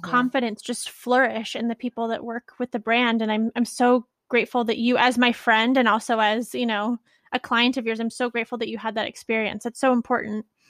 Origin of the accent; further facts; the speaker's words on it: Bay Area, California, United States; I'm from the Bay Area